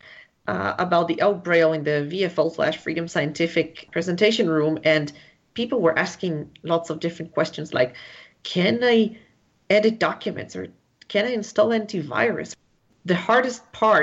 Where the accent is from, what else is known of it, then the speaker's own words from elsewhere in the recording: Israel; I am from Israel.